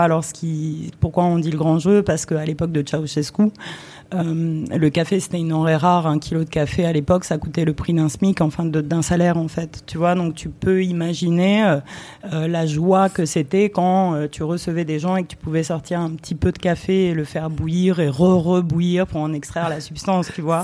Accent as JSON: {"language": "French", "country": "France", "tie": "born or raised there", "also_born_or_lived": "Romania"}